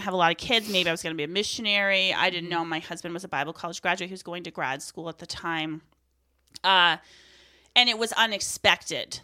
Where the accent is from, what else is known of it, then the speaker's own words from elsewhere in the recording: Aroostook County, Maine, United States; I am from Aroostook County, from the same town that Amy is from. We grew up in the same church